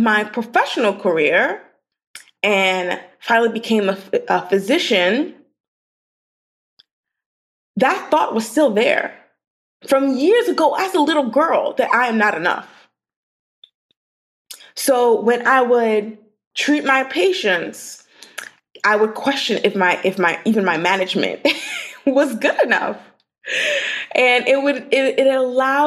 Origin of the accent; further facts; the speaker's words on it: New York City, New York, United States; So I grew up in Brooklyn, New York.